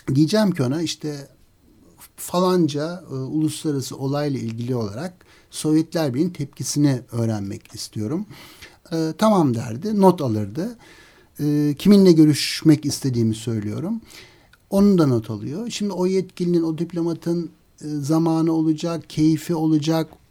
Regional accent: Turkey

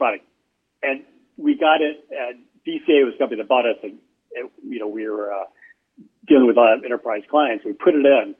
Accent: Michigan, United States; Yeah, outside Detroit.

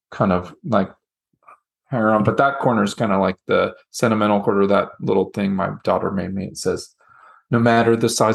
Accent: El Paso, Texas, United States; my hometown basketball team is the UTEP Miners.

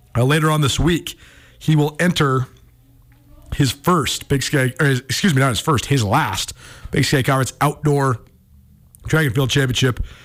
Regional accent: Missoula, Montana, United States; growing up in Missoula

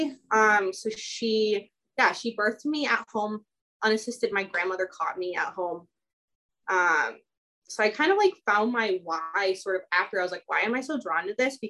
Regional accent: Chicago, Illinois, United States; moved away as an adult; also born or lived in Romania; now in Southern Oregon, United States; I grew up in Chicago. So I lived there for like the majority of my life

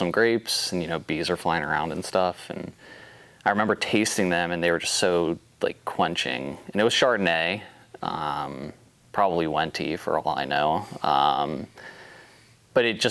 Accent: northern Kentucky, United States; now in Oregon, United States; born and raised in Kentucky, northern Kentucky

